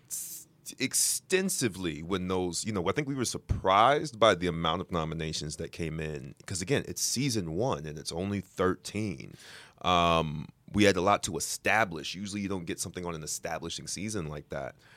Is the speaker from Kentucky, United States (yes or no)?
no; New York, United States; I'm a New Yorker